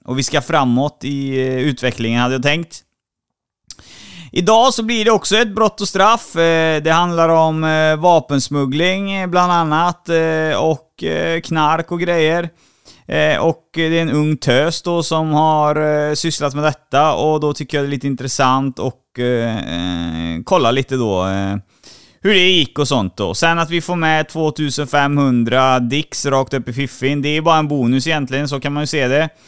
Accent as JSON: {"language": "Swedish", "town": "Trollhättan", "region": "Västra Götaland", "country": "Sweden", "said": "Trollhättan är jag ifrån. Det hör du säkert på dialekten"}